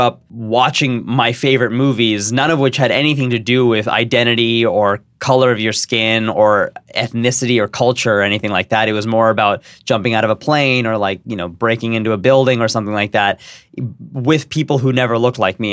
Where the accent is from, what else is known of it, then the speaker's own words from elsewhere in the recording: San Jose, California, United States; I grew up in San Jose